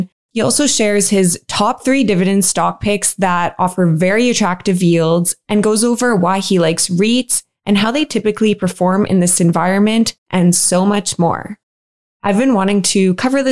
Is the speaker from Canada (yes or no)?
yes; Canada; I'm from Canada